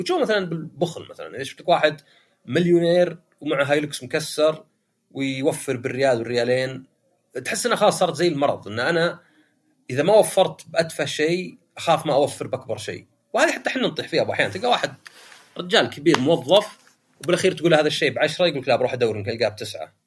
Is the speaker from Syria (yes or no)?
no; Saudi Arabia; عندنا في السعودية